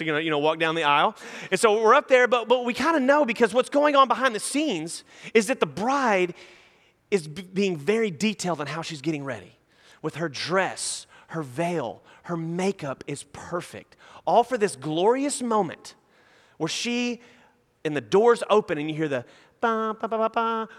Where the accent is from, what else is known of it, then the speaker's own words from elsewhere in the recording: Nacogdoches, Texas, United States; now in Houston, United States; I'm from Nacogdoches, and there's like a Chili's and a pasture, and that's about it. So when I moved to Houston